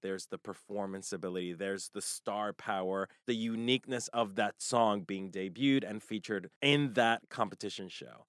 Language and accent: English; United States; as American consumers